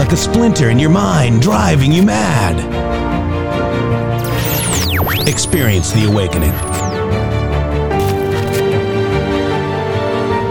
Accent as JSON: {"language": "English", "region": "Midwest", "country": "United States", "said": "I'm from the Midwest."}